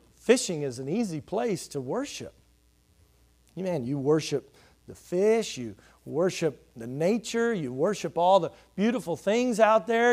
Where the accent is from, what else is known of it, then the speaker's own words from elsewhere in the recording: Houston, Texas, United States; as a kid growing up in Houston